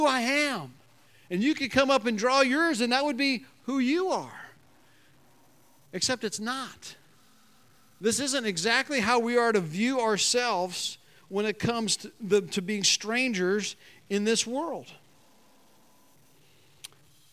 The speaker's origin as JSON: {"language": "English", "country": "United States", "said": "I'm an American"}